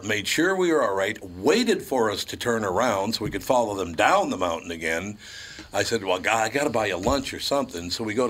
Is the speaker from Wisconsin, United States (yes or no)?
yes; Wisconsin, United States; and we're from Wisconsin